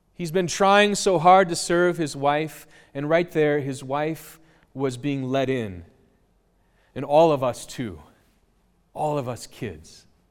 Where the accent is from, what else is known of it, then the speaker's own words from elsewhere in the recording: United States; I grew up near Menominee.